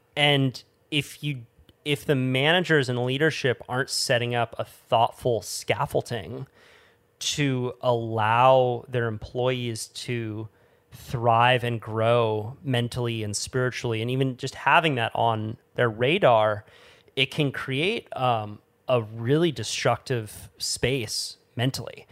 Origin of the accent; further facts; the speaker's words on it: Santa Cruz, California, United States; where I grew up in Santa Cruz